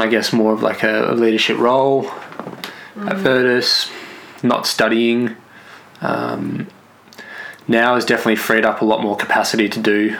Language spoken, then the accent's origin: English; Clayton, Mount Eliza, Victoria, Australia; also born or lived in Western Australia; I was born in Clayton.